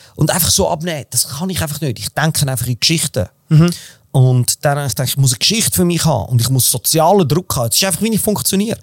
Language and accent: German; Switzerland; wir sind beide Schweizer